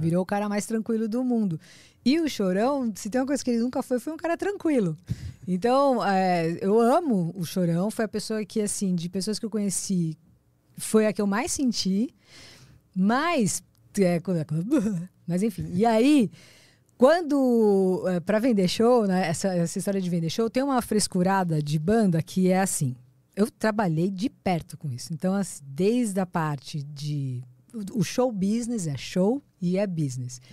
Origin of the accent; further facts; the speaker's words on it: Praia Grande, São Paulo, Brazil; eu cresci na Praia Grande